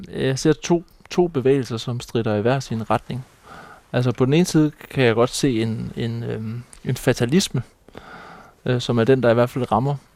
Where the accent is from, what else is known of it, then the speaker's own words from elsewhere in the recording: Læsø, North Denmark Region, Denmark; born there; jeg er født på Læsø